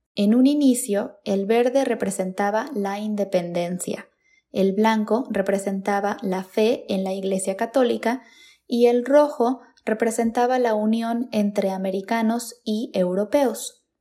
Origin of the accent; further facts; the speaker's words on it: Mexico; lo que somos los mexicanos